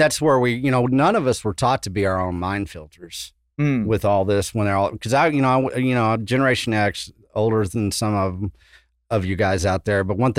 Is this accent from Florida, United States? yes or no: no; West Texas, United States; moved away; also born or lived in Austin, Texas; I come from West Texas. When I got to Austin, you know, I started pursuing, you know, the water because I grew up in West Texas. It's freaking desert.